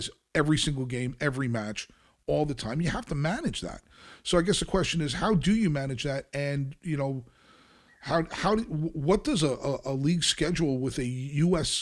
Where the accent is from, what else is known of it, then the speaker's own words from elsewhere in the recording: Kearny, New Jersey, United States; moved away as an adult; now in Louisville, United States; my hometown's Kearney, New Jersey